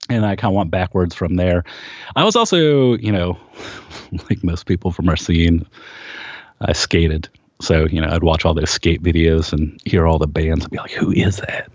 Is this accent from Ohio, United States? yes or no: yes; Kent, Ohio, United States; we grew up in Kent, Ohio, and it was a big college town.